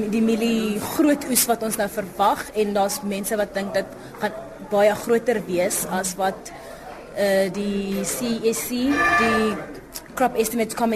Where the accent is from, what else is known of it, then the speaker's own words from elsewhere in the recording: Lydenburg, Mpumalanga, South Africa; first language Sepedi; Afrikaans is a second language; moved away as an adult; also born or lived in Pretoria; Ek sou ek was in Hoërskool Leidenburg. Dis 'n klein dorpie soos een laerskool, een hoërskool.